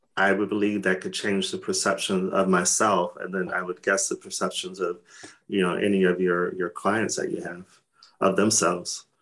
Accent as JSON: {"language": "English", "region": "Arizona", "country": "United States", "moved": "yes", "lives_now": "Stockholm, Sweden", "said": "I come from Arizona, which is hmm. a dry heat."}